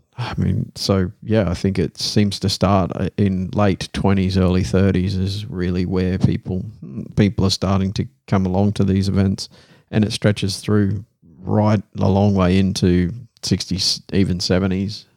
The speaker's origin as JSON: {"language": "English", "country": "Australia", "accent": "broadest Australian", "moved": "yes", "lives_now": "Netherlands", "said": "my broadest Australian accent"}